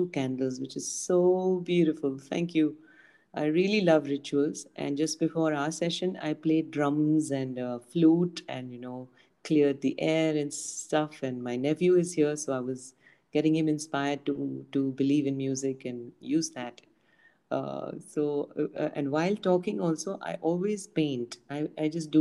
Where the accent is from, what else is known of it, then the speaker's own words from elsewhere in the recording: Pune, Maharashtra, India; I'm from India, Pune